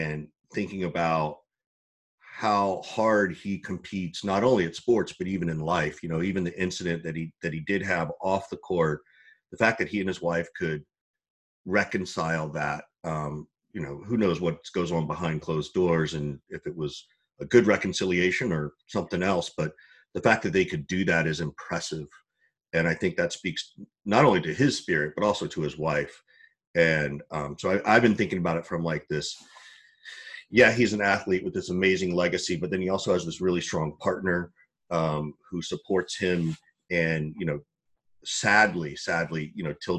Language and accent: English; Georgia, United States; I grew up in Georgia